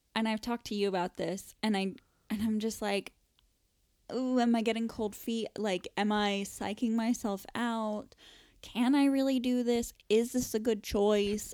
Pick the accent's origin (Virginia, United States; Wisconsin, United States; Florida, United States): Florida, United States; moved away as an adult; now in United Kingdom; growing up in Florida